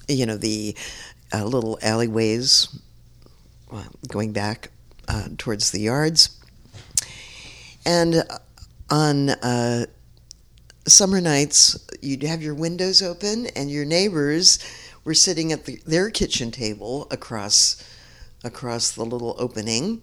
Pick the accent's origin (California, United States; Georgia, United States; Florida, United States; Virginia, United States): California, United States; San Francisco; When I grew up in the North Beach community, although we lived in the marina, which was also all Italian